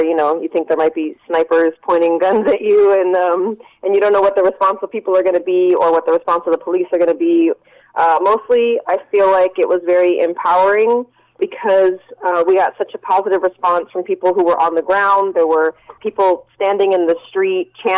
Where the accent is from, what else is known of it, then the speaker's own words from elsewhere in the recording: Pittsburg, California, United States; also born or lived in Bayview Hunters Point, San Francisco; I grew up in Pittsburgh and went to Pittsburgh High